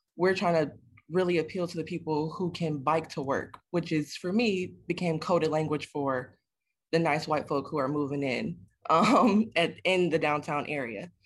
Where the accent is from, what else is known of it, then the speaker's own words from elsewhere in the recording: Detroit, Michigan, United States; a native Detroiter